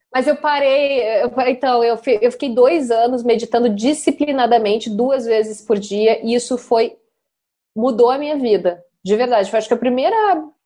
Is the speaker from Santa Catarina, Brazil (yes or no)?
no; Rio Grande do Sul, Brazil; accent: gaúcho; moved away; also born or lived in China / Rio de Janeiro; eu realmente eu sou gaúcha, uma vez gaúcho, gaúcho para sempre